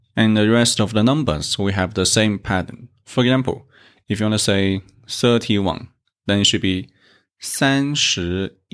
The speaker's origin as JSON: {"language": "English", "region": "South China", "country": "China", "said": "I come from South China"}